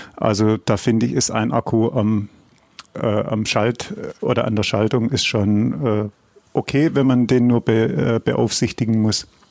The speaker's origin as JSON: {"language": "German", "area": "Swabia", "region": "Baden-Württemberg", "country": "Germany", "said": "ich als Schwabe"}